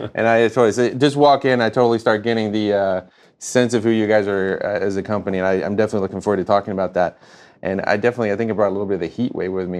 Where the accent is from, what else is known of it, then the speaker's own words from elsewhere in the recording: North Carolina, United States; moved away; I'm, uh, from North Carolina.